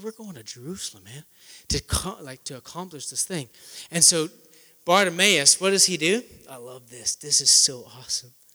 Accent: near Winnipeg, Manitoba, Canada; moved away as an adult; also born or lived in New York City; I'm originally from Canada, near Winnipeg, Manitoba.

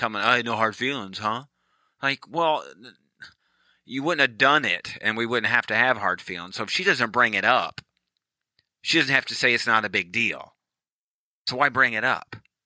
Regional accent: United States; We're American

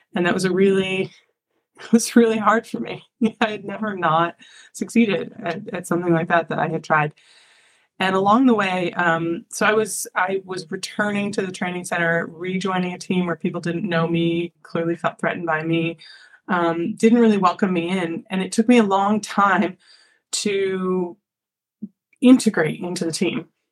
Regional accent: Ithaca, New York, United States; I'm from Ithaca, New York, small town

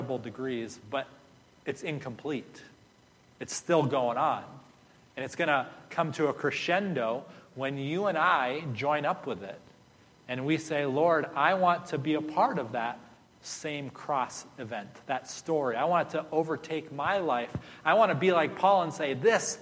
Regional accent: United States; I'm from the U.S.

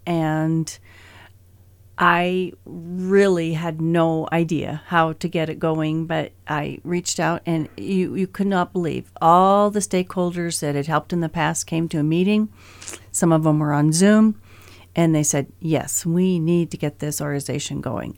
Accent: Great Falls, Montana, United States; I was raised here in Great Falls.

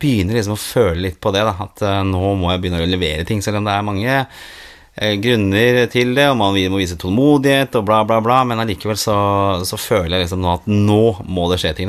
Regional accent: Oslo, Norway; når jeg vokste opp eh, Jeg bodde i blokk hjemme på Torshov

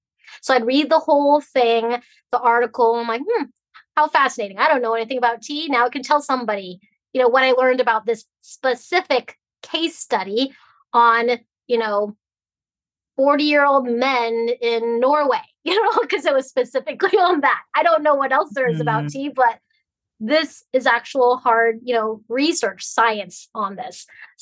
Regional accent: Hong Kong; now in United States; Like, I'm from Hong Kong, which you think of like New York City, Paris, you know, but way back then in the 50s, the 60s is totally different than what you see it is today. And so we came to America for opportunity, right?

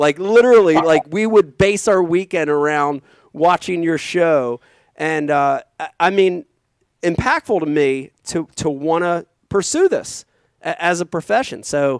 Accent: right outside of Philadelphia, Pennsylvania, United States; We grew up right outside of Philadelphia.

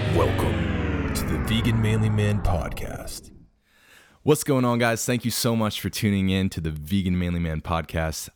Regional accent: South Central Pennsylvania, United States; my hometown area of South Central P

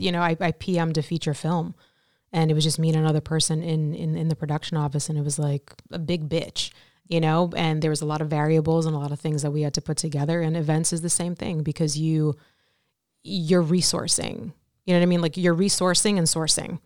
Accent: New York City, New York, United States; I'm from Brooklyn, New York. Raised my, uh, whole life there, nearly.

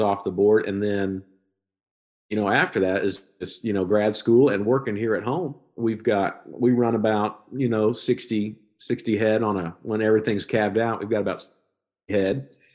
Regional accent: Skiatook, Oklahoma, United States; This is my hometown

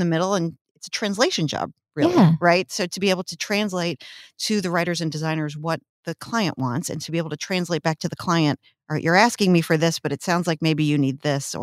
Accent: outside of Chicago, Illinois, United States; also born or lived in Peoria, Illinois; now in Washington, Illinois, United States; I grew up outside of Chicago

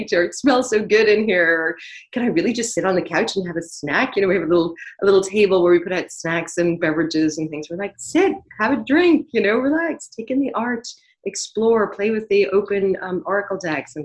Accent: Dublin, Leinster, Ireland; moved away as an adult; also born or lived in Canada / Dún Laoghaire; now in New York, United States; I was raised in Dublin, lived in a town on the ocean called Dunleary

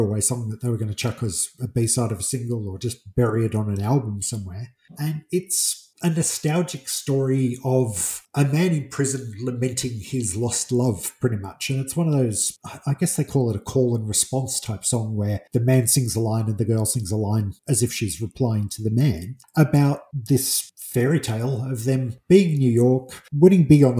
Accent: England, United Kingdom; being English

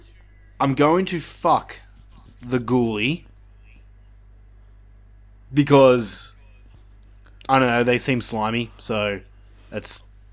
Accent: Australia; I mean, we're Australian.

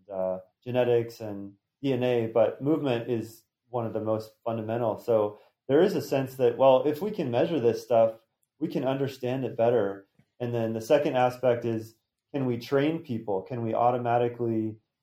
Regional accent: Montana, United States; I grew up in Montana, the beautiful mountains

